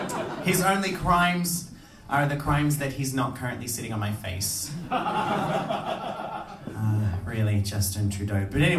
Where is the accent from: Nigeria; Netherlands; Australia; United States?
Australia; now in Iceland; I am Australian.